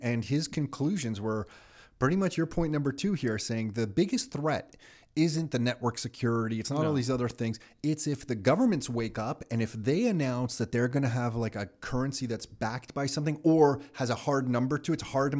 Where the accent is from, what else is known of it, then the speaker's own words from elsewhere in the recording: Canada; I'm a Canadian kid